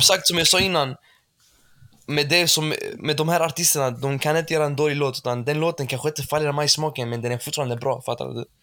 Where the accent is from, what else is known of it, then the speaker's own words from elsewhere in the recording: Malmö, Skåne, Sweden; Jag är född i Malmö